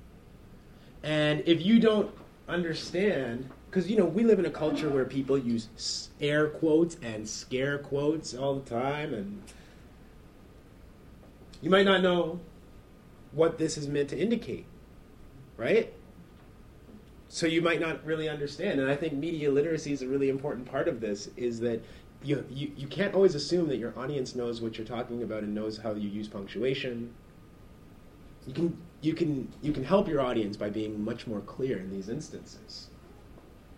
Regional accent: Oshawa, Ontario, Canada; I grew up just outside of Toronto in a suburb called Oshawa.

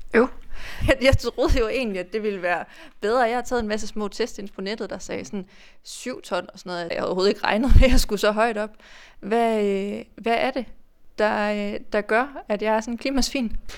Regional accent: Denmark

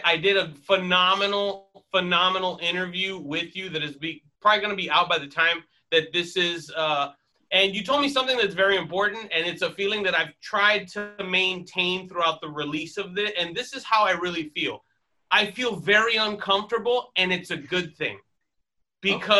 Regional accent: Miami, Florida, United States; moved away; I am originally from Miami, Florida

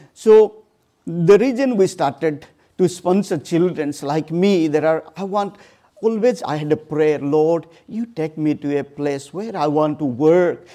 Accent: Odisha, India; moved away; I born and brought up in this small family in a very, very remote place

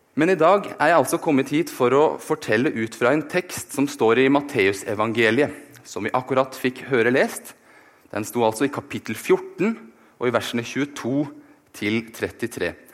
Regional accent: Oslo, Norway; moved away as an adult; now in Bergen, Norway; Jeg er født og oppvokst i Oslo, men har likevel klart å forville meg hit til Vestlandet

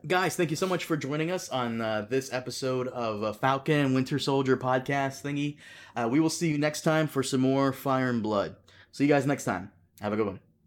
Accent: Brazil; now in United States; I was born in Brazil

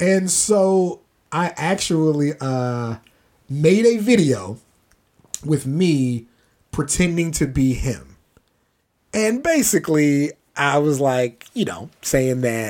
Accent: Maryland, United States; I'm from Maryland too

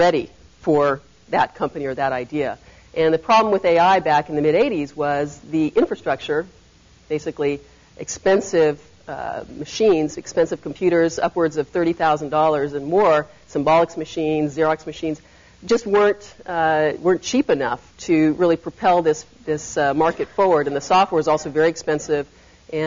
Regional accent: Berkeley, California, United States; I grew up in Berkeley

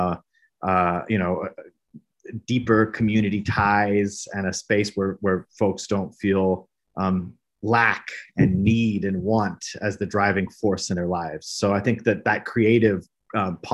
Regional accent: Brazil; moved away as an adult; now in Austin, United States; I am born and raised in Brazil, Latin America, and have been living in Austin now for a little over 10 years

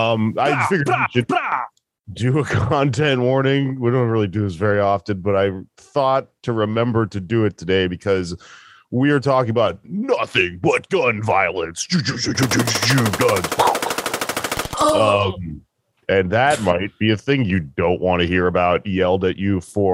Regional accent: Texas, United States; I'm from Texas

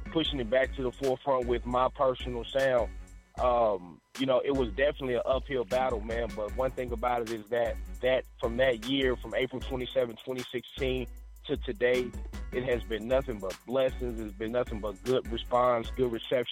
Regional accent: Dallas, Texas, United States; now in Northern California, United States; I'm originally from South Dallas, Texas

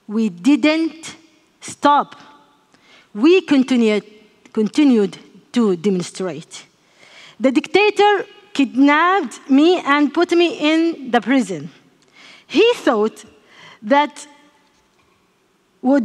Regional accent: Yemen; I grew up in Yemen, in a family familiar with politics and law

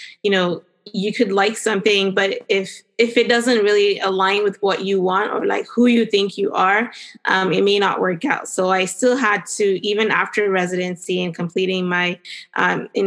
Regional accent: Cameroon; now in Northern Virginia, United States; I grew up in Cameroon, which is in West Africa.

